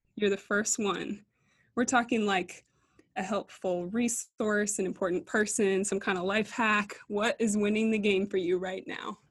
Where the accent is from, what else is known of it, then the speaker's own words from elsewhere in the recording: East Coast, United States; moved away as an adult; also born or lived in Minneapolis; now in Abilene, United States; We're both from the East Coast